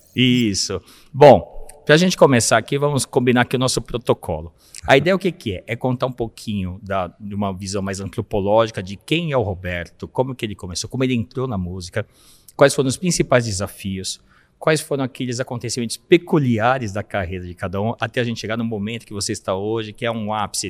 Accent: São Paulo, Brazil; Somos da Zona Leste

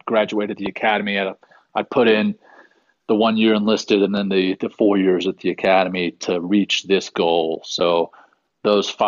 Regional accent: Louisiana, United States; also born or lived in South Africa; growing up in Louisiana, my parents used to take us down to the Gulf Coast every summer

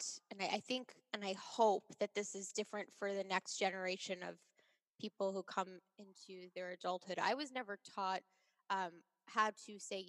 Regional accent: Long Island, New York, United States; I grew up on Long Island

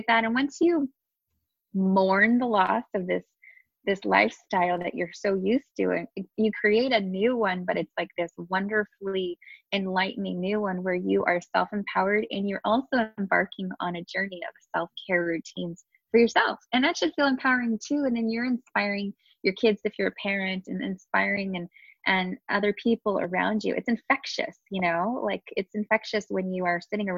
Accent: Southern California, United States; born and raised here in SoCal

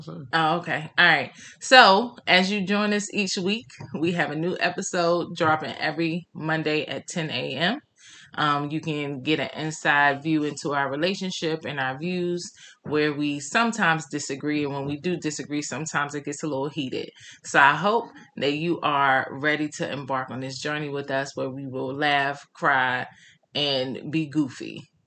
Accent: North Carolina, United States; moved away as an adult; now in Washington D.C. area, United States; born and raised in North Carolina

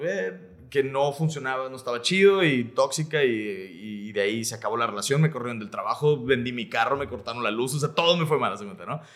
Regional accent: Monterrey, Nuevo León, Mexico; also born or lived in Mexico City; yo soy de aquí de Monterrey

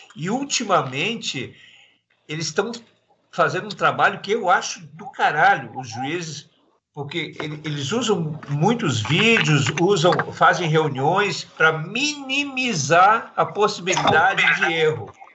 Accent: Balneário Camboriú, Santa Catarina, Brazil; lá da minha cidade, lá de Balneário Camboriú

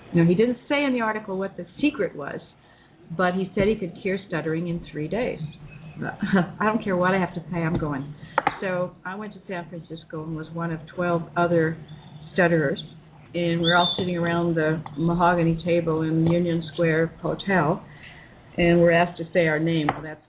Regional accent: Sumatra, Indonesia; I was raised in Sumatra, Indonesia, as I mentioned before, and my mother homeschooled me.

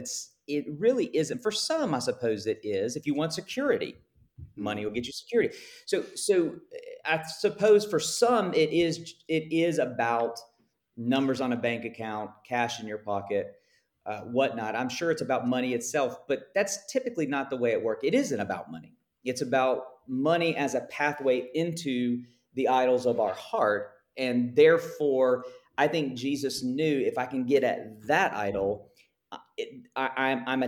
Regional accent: United States; I'm speaking as an American here who swims in circles of high, high wealth

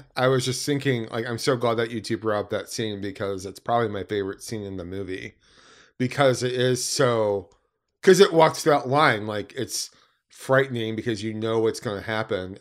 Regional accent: Allen Park, Michigan, United States; I grew up in Allen Park

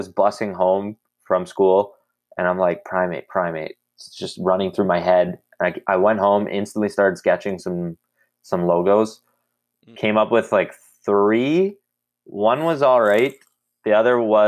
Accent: Ottawa, Ontario, Canada; I'm actually from Ottawa, Canada, born and raised, 24 years old

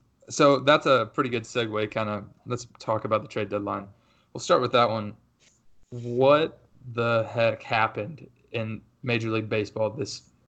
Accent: Indiana, United States; now in Nashville, United States; I'm from Indiana, but I currently live in Nashville, Tennessee.

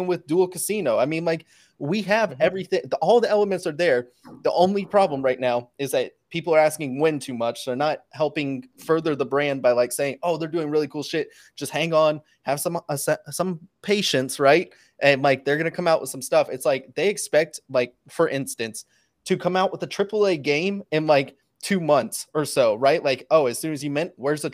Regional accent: the South, United States; I'm from the South

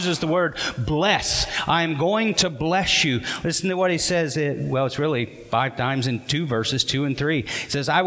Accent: Arkansas, United States; we're from Arkansas

